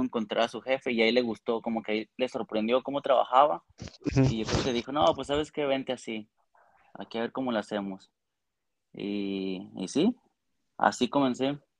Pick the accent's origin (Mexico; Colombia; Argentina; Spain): Mexico; Aguascalientes; moved away as an adult; now in Toronto, Canada; De Aguascalientes